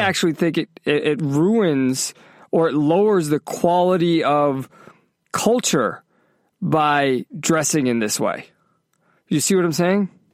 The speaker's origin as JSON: {"language": "English", "region": "Massachusetts", "country": "United States", "tie": "born or raised there", "also_born_or_lived": "California", "moved": "yes", "lives_now": "Florida, United States", "said": "growing up in Massachusetts"}